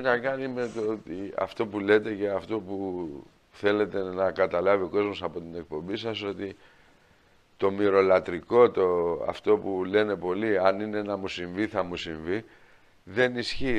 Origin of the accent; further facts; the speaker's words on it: Greece; επειδή είμαστε Έλληνες